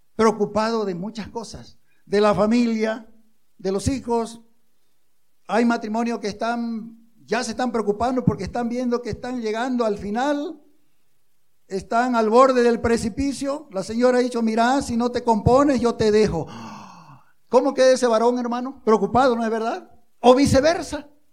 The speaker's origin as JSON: {"language": "Spanish", "country": "Bolivia", "said": "somos, como bolivianos"}